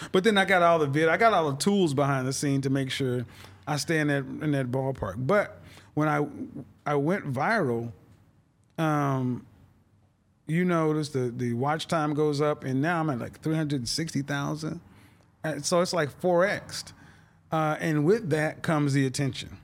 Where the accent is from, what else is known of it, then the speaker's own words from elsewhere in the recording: Oklahoma City, Oklahoma, United States; moved away; also born or lived in Houston / Dallas / New York City; I'm from Oklahoma City, and I was, so that's Middle America, the Bible Belt. and I was raised in the church